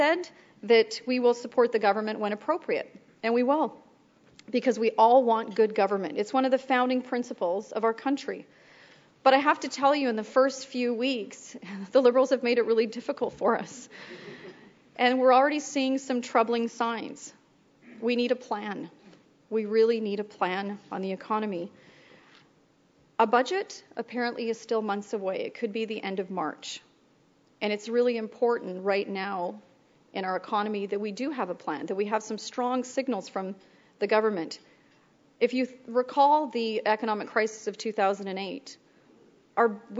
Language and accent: English; Alberta, Canada; I'm from Alberta